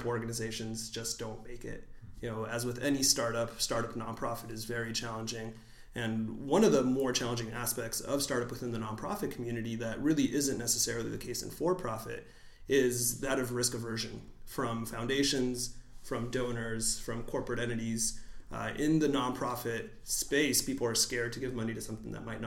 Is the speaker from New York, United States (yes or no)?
no; San Diego, California, United States; I was born and raised in San Diego, but my parents are from Mexico City, so immigrants to the United States